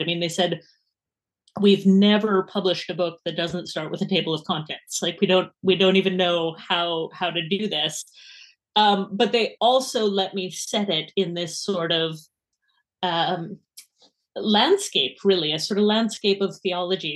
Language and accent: English; Edmonton, Alberta, Canada; accent: Canadian; now in Edinburgh, United Kingdom